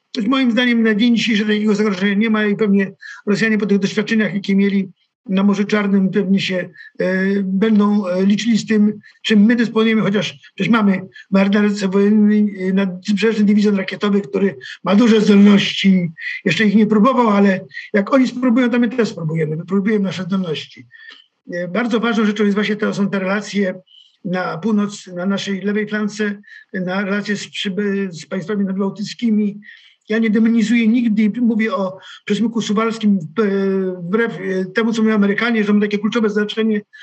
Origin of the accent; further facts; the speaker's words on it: Kołobrzeg, West Pomeranian Voivodeship, Poland; pochodzę z Kobrzegu, to też jest morze